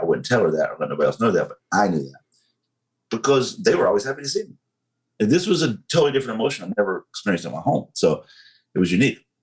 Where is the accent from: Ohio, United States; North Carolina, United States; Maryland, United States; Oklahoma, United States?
North Carolina, United States; Western; accent: southern; North Carolina thick; moved away as an adult; also born or lived in Monterey, California; I was raised in Western North Carolina. Um, it's called Crowder's Mountain